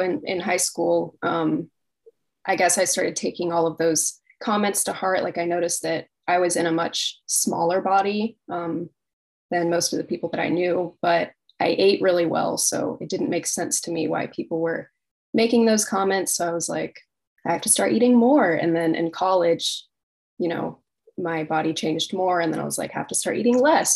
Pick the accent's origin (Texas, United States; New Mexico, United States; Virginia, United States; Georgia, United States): Virginia, United States; Virginia Beach; I'm from Virginia Beach, Virginia